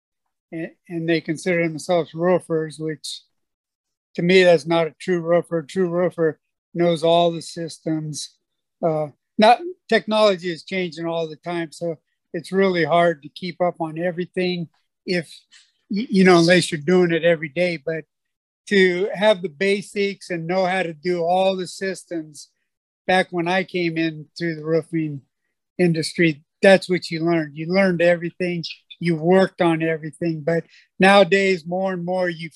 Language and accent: English; California, United States; moved away as an adult; also born or lived in Hawaii; now in Florida, United States; I grew up in California